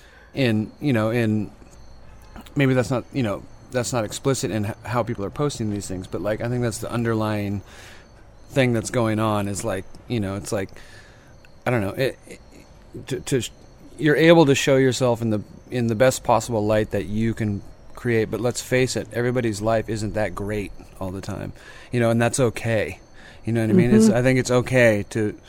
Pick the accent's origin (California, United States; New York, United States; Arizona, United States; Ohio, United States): California, United States; Sacramento; also born or lived in Salinas, California / San Francisco, California; now in San Joaquin Valley, United States; I grew up towards Placerville, but I'm pretty much from Sacramento, and then I moved to San Francisco for many years